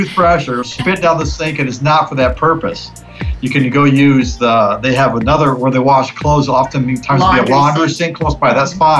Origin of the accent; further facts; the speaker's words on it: Manaus, Amazonas, Brazil; born there; So I was born in Manaus. This is actually my hometown.